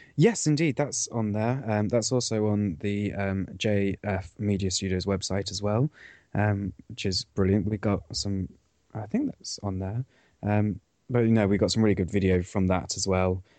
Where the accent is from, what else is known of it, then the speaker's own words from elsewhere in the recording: Cornwall, South West England, United Kingdom; I come from Cornwall